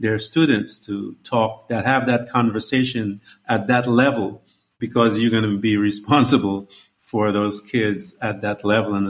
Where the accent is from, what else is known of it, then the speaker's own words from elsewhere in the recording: Florida, United States; I'm from Florida